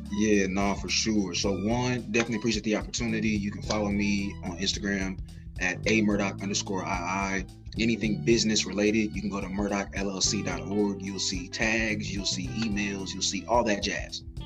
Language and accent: English; Indianapolis, Indiana, United States; I'm from Indianapolis, Indiana